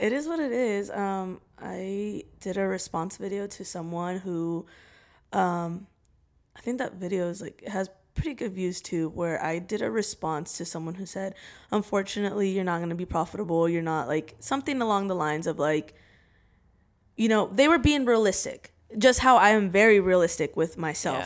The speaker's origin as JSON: {"language": "English", "town": "Salem", "region": "Oregon", "country": "United States", "said": "I'm from, I'm from Salem, Oregon."}